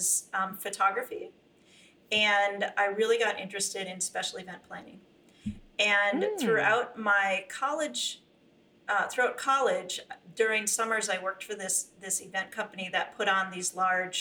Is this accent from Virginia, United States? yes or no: no; St. Paul, Minnesota, United States; moved away as an adult; also born or lived in California; I grew up in Minnesota, one older brother, and in St. Paul, Minnesota